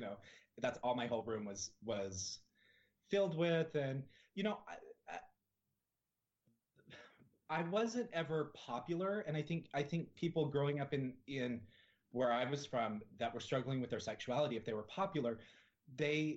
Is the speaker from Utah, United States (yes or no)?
yes; Salt Lake City, Utah, United States; moved away; I grew up in Salt Lake City, Utah.